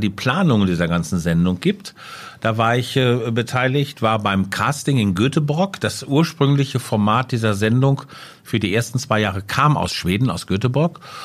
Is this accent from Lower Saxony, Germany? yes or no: yes; Letter, Lower Saxony, Germany; also born or lived in Hanover; Geboren 1963 äh, in Letter, das ist ein kleiner Vorort von Hannover, da wo die Leine so einen Bogen um den Ort herum macht, äh, da liegt Letter und da bin ich zur Welt gekommen.